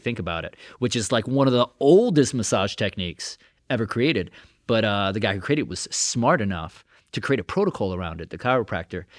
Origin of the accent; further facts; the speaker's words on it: New York City, New York, United States; I'm born and raised in Brooklyn